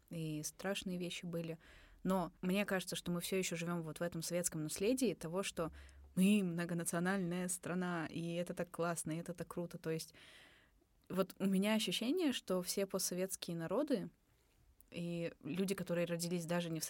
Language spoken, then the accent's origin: Russian; Kyrgyzstan; а я кыргыз хороший